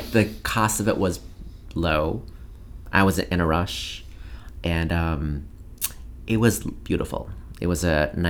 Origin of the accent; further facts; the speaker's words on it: France; I thought it was like, I'm originally from France, so FR.